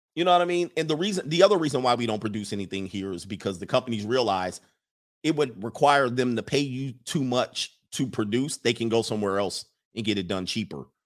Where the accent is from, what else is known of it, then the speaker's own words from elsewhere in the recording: United States; as an American culture